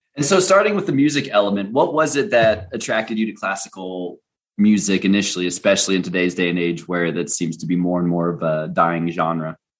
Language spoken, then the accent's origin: English; United States; as an american traveling abroad